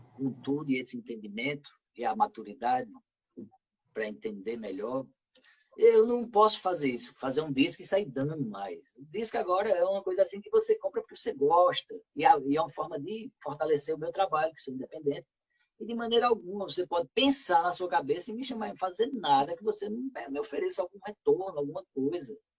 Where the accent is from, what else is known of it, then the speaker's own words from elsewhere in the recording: Arcoverde, Pernambuco, Brazil; eu como sou de Arco Verde